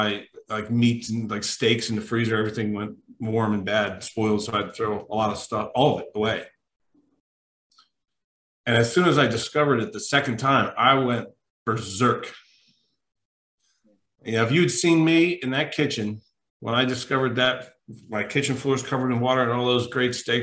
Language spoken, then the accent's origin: English; New Jersey, United States; moved away; I'm from Jersey. I'm from South Jersey originally